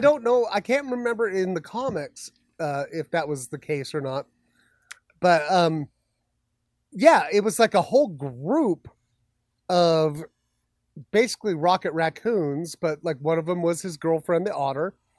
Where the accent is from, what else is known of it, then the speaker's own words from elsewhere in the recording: Magna, Utah, United States; I went to school in the Savage Lands, you know, out in Magna